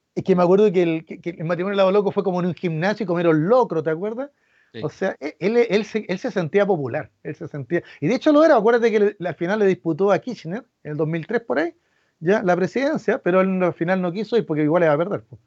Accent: Chile; los chilenos

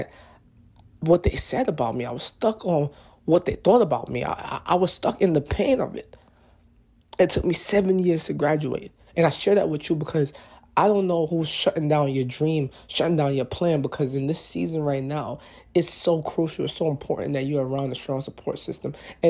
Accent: New York, United States; I'm from New York. So, in New York, you know, graduating from high school was in June.

